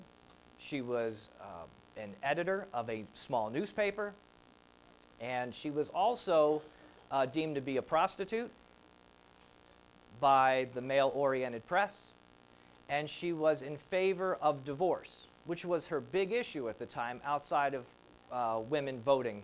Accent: New Jersey, United States; moved away; Now, I grew up in New Jersey.

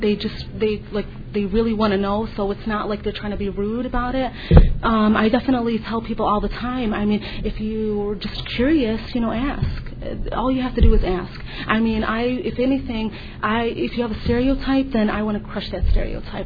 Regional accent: United States; I was born and raised here. I'm just an American, just like anybody else

